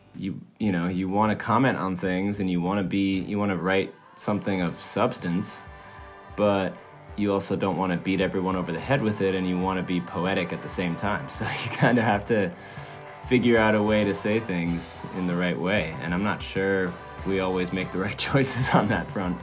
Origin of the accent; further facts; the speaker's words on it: Switzerland; moved away; also born or lived in Maine; I grew up in Europe, in Switzerland, and then moved to Maine with my family